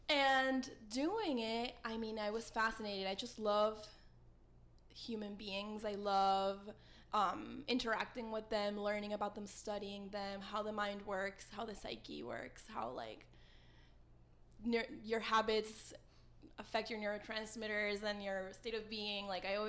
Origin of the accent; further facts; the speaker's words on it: Weston, Florida, United States; also born or lived in Paraguay; now in Miami, United States; growing up in Weston, Westonzuela, like, I felt, like, very Weston swelling. Mm-hmm. I didn't feel Paraguayan. So when I went back over there, I was able to connect with my roots, my family, my accent. When I speak Spanish now, I sound like where I'm from.